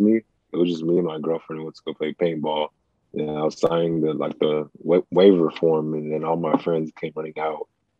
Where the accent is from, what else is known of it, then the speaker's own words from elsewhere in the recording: Texas, United States; moved away as an adult; also born or lived in Nigeria (parents' origin) / Israel; I'm from Texas, so it's always hot in Texas